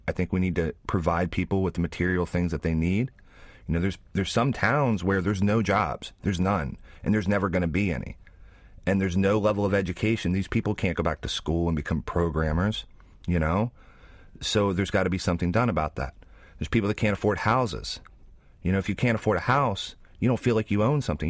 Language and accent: English; West Virginia, United States; moved away as an adult; now in New Zealand; I grew up in West Virginia